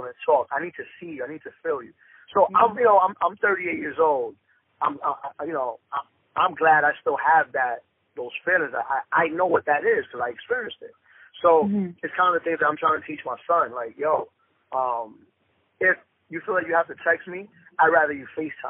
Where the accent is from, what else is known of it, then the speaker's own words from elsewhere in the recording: New York City, New York, United States; I'm from Dykeman, man. Born and raised.